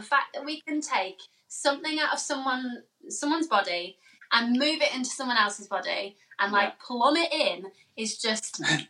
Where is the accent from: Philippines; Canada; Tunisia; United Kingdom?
United Kingdom; Birmingham, West Midlands; And we're from Birmingham, so they live really near the Birmingham QE.